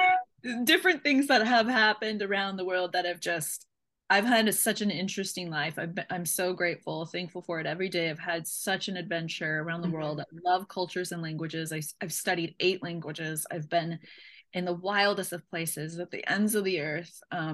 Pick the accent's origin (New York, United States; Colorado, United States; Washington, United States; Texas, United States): Washington, United States; Seattle; also born or lived in Tunisia / Finland; So the base is Seattle, because I'm from Seattle.